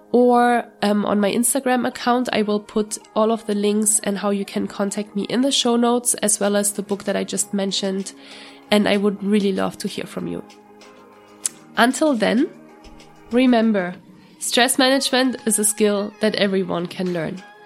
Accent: Germany; moved away as an adult; every time I go to Germany, it's a huge, it's a huge stressor for me a little bit because I'm usually only going once per year to, to my hometown.

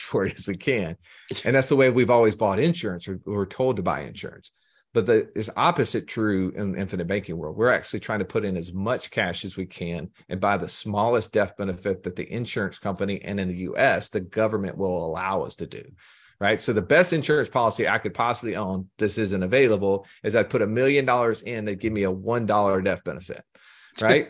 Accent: Alabama, United States; I'm from Alabama, have a strange accent

